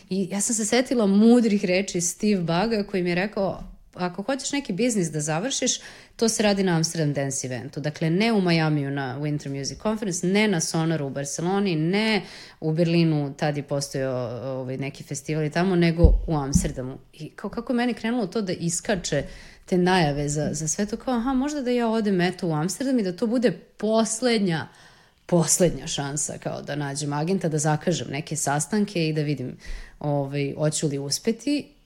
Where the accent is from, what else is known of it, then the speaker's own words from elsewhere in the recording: Serbia; iz Srbije sam